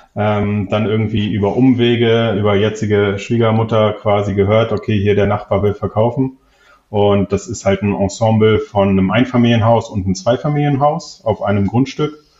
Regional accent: Hamburg, Germany; moved away as an adult; now in Wiesbaden, Germany; Ich komme ursprünglich eigentlich aus Hamburg, beziehungsweise habe da lange gelebt, ähm, bin für die Liebe quasi nach Wiesbaden gezogen

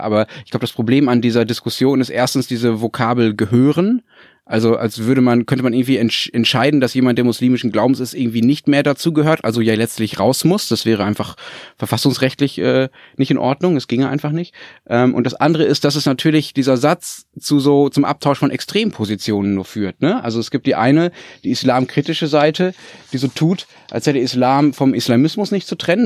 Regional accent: Germany; Ich als Flachlanddeutsche

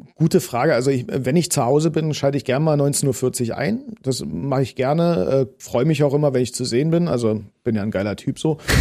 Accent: Potsdam, Brandenburg, Germany; accent: Berlinern; ich komme aus Potsdam, das sage ich schon seitdem ich äh, geboren bin. Meine Mutter hat auch nicht anders geredet

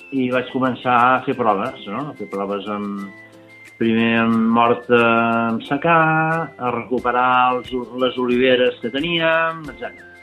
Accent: Montblanc, Catalonia, Spain; jo soc de Montblanc

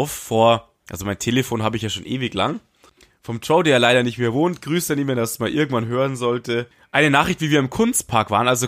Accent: Munich, Bavaria, Germany; wir als Münchner sind da hingejuckelt und wir fanden das mega cool. In München bist du nicht so 100% immer in die Clubs gekommen.

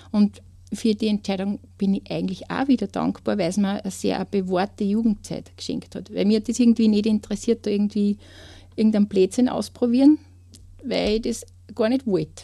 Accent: Kleinraming, Upper Austria, Austria; ich komme aus Kleinramming

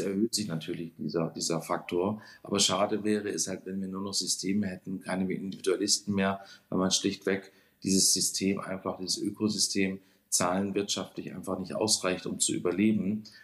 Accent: Konstanz, Baden-Württemberg, Germany; moved away as an adult; now in Hamburg, Germany; Ursprünglich bin ich geboren in Konstanz am Bodensee, also ein Badenser ganz gar nicht so weit weg von euch

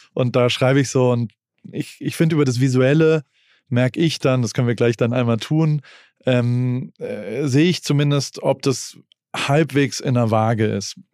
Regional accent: Heidelberg, Baden-Württemberg, Germany; ich komme aus Heidelberg und da gab es den Zuckerladen

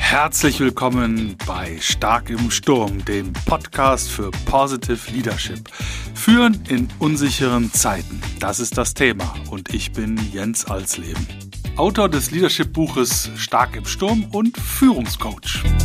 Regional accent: Cologne, North Rhine-Westphalia, Germany; moved away; in meiner alten Heimat in Köln

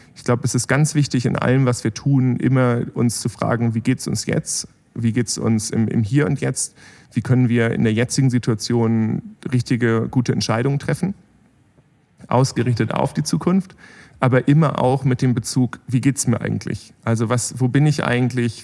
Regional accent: Bremen, Germany; moved away as an adult; also born or lived in Berlin; now in Heilbronn, Germany; ich bin da, da in Bremen aufgewachsen

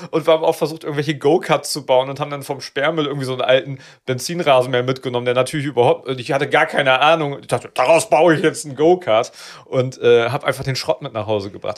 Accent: Neuenkirchen, Lower Saxony, Germany; Da bin ich aus Neuenkirchen, was die, die letzte Bushaltestelle äh, Bremen. Ganz weit weg. Nee, bei Schwannewede, da bin ich groß geworden

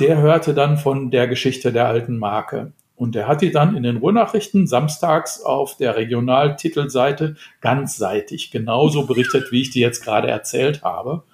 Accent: Dortmund, North Rhine-Westphalia, Germany; ich bin im Süden Dortmunds groß geworden

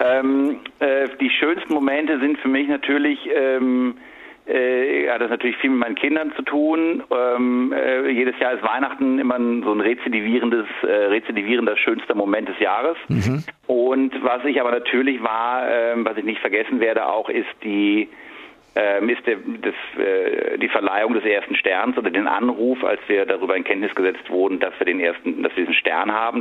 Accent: Sinzig, Rhineland-Palatinate, Germany; moved away as an adult; also born or lived in Berlin; in Sinzig, wo ich herkomme

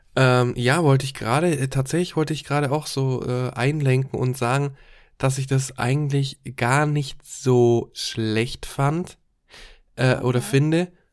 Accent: Germany; bei uns in Deutschland

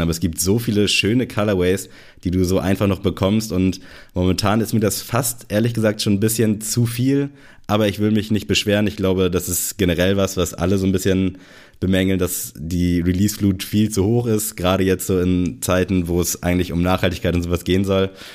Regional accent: Germany; hier bei uns in Good Old Germany

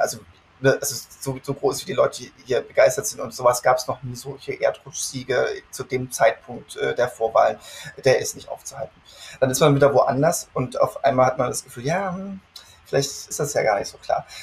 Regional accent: Germany; moved away as an adult; now in United States; als Deutscher

